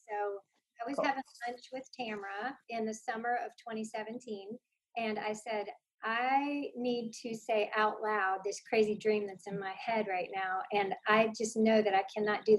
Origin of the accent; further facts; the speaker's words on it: Cary, North Carolina, United States; I grew up in Cary, North Carolina. It's my hometown.